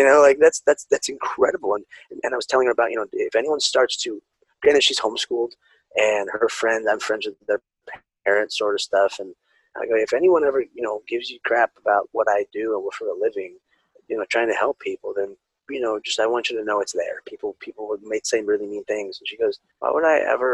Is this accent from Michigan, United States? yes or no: no; California, United States; being raised Mexican, Spanish, you know, and growing up in California